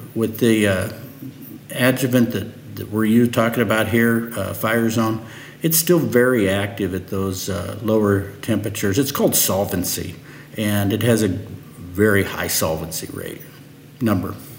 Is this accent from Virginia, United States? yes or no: no; Nebraska, United States; also born or lived in Lincoln, Nebraska / Fairbury, Nebraska; I was born and raised in Nebraska